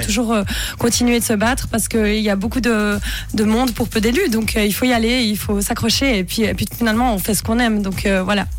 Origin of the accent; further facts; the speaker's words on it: Bonfol, Jura, Switzerland; moved away; also born or lived in Moutier; Je suis originaire de Bonfol, qui est dans le Jura, mais je suis né à Moutier